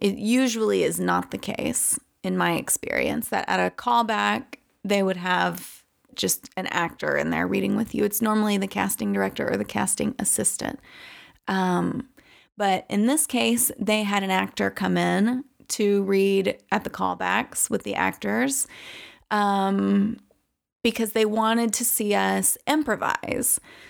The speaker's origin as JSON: {"language": "English", "region": "the South", "country": "United States", "said": "And I am from the South, which I don't have like a super conservative background."}